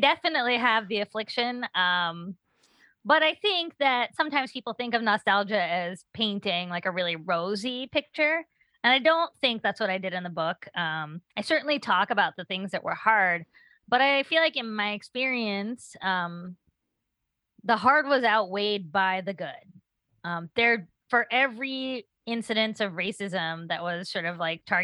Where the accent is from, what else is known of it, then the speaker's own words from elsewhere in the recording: Appalachia, United States; now in Boston, United States; my experience of growing up in Appalachia as a child of immigrants